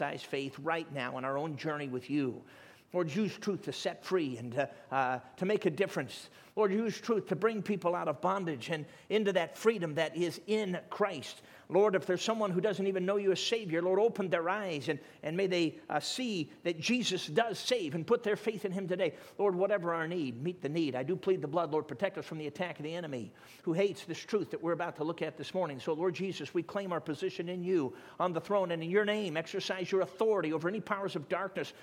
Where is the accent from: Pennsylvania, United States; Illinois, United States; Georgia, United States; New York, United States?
Illinois, United States; Chicago; also born or lived in Durango, Colorado; I was 4 years old, and we moved from Durango, Colorado, southwest Colorado, I was four, into the city limits of the south side of Chicago